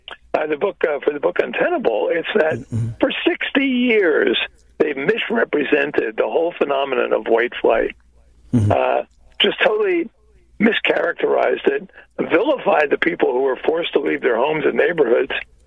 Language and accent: English; Newark, New Jersey, United States; I grew up in Newark, New Jersey, which is the, in a sense, the poster child for urban dysfunction